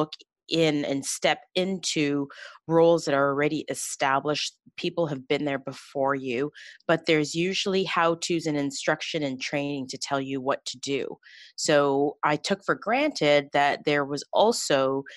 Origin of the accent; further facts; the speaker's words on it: Toronto, Ontario, Canada; I grew up in Scarborough, Ontario